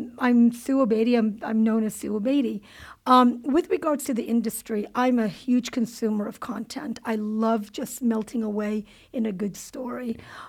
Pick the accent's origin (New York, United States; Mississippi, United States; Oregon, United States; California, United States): California, United States; Cerritos; I grew up in Cerritos, California. Okay. Yeah. Which is one of the most diverse cities in the nation, or at least was at one point in time.